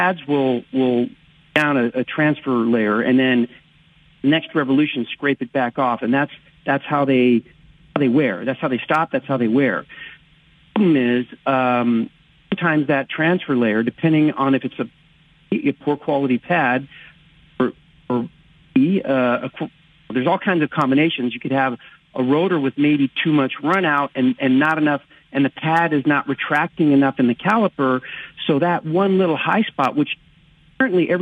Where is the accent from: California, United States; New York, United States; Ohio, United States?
California, United States; moved away as an adult; now in Las Vegas, United States; I live in Vegas now, but you know, born and raised in California